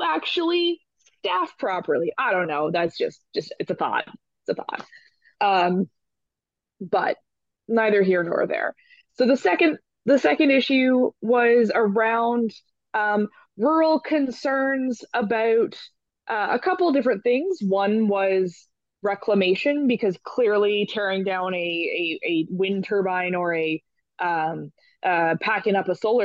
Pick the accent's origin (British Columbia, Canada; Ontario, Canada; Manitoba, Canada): British Columbia, Canada; I grew up in British Columbia. I grew up with the Agricultural Land Reserve